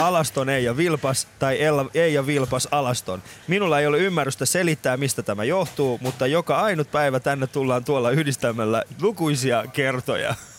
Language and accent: Finnish; Iran; now in Finland; mä oon ite Iranista oikeesti.